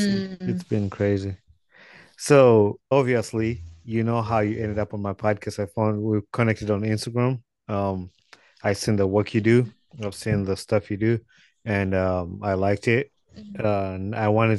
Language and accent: English; Wakiso, Central Region, Uganda; I'm from Uganda too. I'm from Wakiso. So that's where I was born and raised.